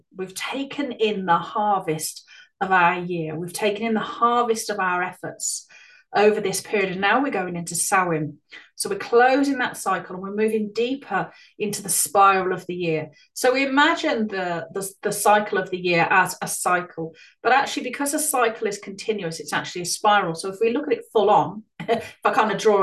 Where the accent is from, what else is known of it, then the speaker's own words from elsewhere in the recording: Ireland; moved away; I ended up moving back to Ireland with my mother or emigrating to Ireland for many years throughout my school and early teenage years